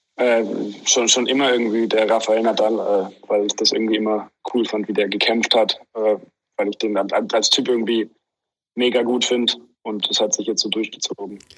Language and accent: German; Germany; als Deutscher